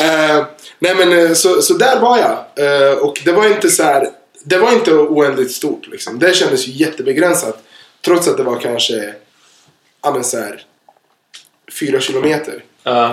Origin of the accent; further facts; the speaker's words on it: Örebro, Örebro County, Sweden; Jag kommer ju från en liten stad, jag kommer ju från Örebro